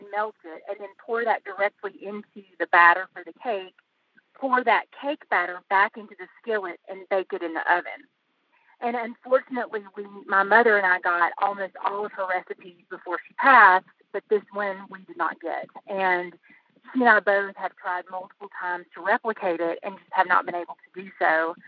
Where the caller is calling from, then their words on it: Asheville, North Carolina, United States; Asheville, North Carolina.